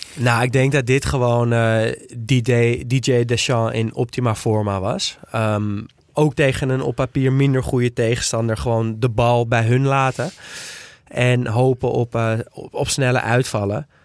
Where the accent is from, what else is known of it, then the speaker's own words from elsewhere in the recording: Netherlands; als Nederlander